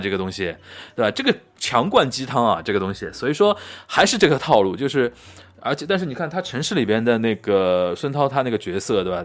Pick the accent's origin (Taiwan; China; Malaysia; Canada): China; Shanghai; 我们上海这边或者南方吴语区